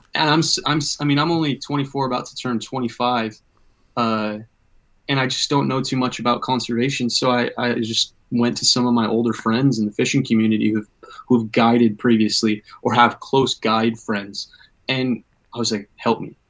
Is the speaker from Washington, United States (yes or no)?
yes; Everett, Washington, United States; I'm I'm actually stationed here in my home, pretty much my hometown, Everett, Washington